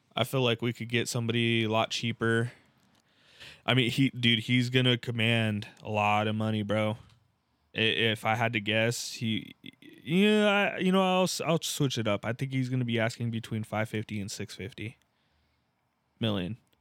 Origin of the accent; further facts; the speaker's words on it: San Diego, California, United States; California, San Diego